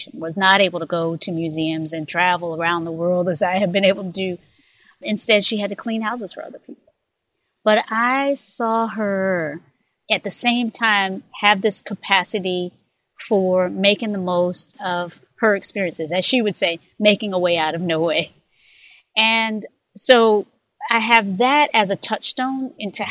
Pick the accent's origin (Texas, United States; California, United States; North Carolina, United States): North Carolina, United States; I was born in North Carolina myself, born in a community that was shaped by segregation